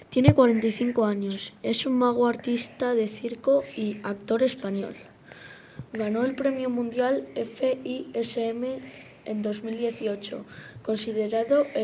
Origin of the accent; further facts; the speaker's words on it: Chile; also born or lived in Manhattan, New York, United States; ¿Dónde naciste? En Manhattan, Nueva York. ¿Tienes hijos? Sí, dos. ¿Dónde te criaste? Me crié en Chile.